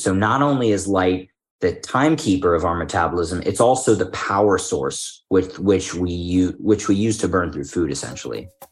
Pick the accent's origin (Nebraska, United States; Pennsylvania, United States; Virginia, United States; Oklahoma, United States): Pennsylvania, United States; Philadelphia; moved away; I'm from Philadelphia originally